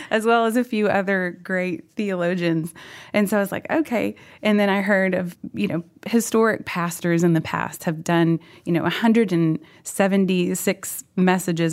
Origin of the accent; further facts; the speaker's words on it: Oklahoma, United States; moved away; also born or lived in Fort Worth, Texas; We went back to Oklahoma, and my parents have been there up until last summer